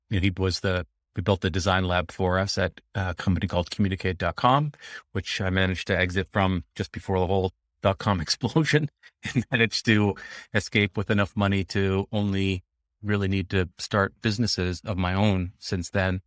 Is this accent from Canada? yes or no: yes; Vancouver, British Columbia, Canada; born or raised there; also born or lived in Jamaica